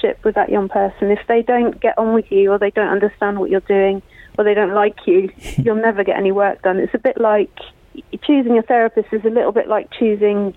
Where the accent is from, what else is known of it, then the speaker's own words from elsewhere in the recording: BCP, South West England, United Kingdom; moved away; also born or lived in Croydon; I just moved back to my hometown.